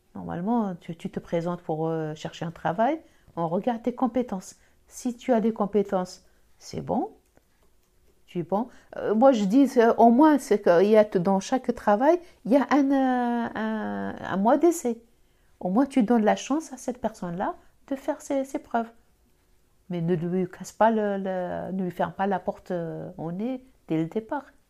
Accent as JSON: {"language": "French", "country": "Algeria", "accent": "Algerian", "moved": "yes", "lives_now": "France", "said": "J'ai l'accent. L'accent algérien"}